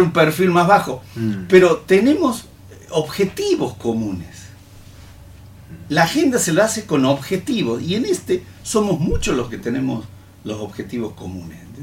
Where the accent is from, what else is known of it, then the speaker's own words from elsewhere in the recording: Santiago del Estero, Argentina; aquí somos argentinos, aquí somos santiagueños.